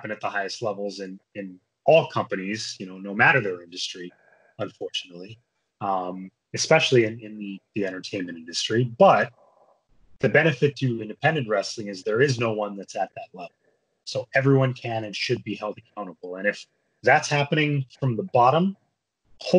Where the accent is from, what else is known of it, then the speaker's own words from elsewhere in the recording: New Jersey, United States; born and brought up in New Jersey